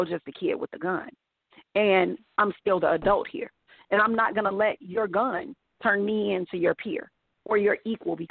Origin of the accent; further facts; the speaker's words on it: Chicago, Illinois, United States; I grew up, like, in the hood. But I went to school. I went to Jewish day school, like, on the other side of town. It was, like, a completely different Chicago